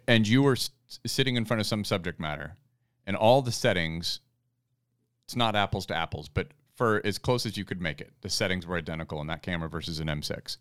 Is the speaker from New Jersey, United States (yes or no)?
no; Fairbanks, Alaska, United States; my hometown of Fairbanks